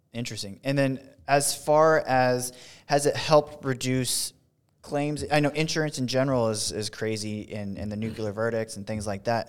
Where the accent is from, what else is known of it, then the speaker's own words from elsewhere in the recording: West Coast, United States; moved away; I'm from the West Coast a, and got moved out here